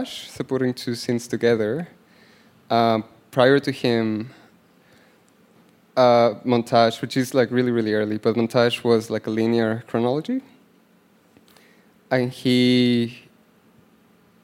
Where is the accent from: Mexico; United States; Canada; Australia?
Mexico; I'm from Mexico.